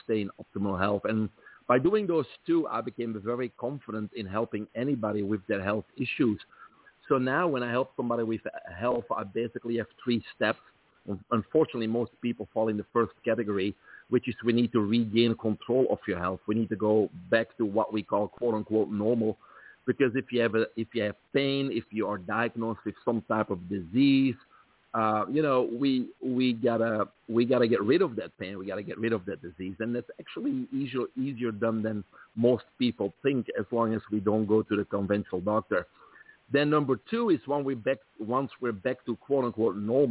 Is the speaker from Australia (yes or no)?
no; Belgium; moved away as an adult; also born or lived in Brussels; now in United States; I grew up in Belgium, from there the accent